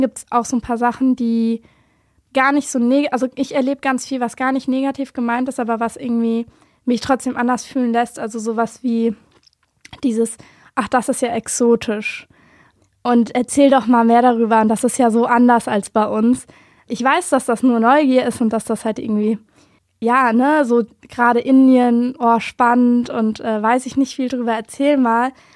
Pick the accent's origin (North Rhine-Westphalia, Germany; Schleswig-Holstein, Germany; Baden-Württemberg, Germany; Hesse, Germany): Hesse, Germany; Wiesbaden; born or raised there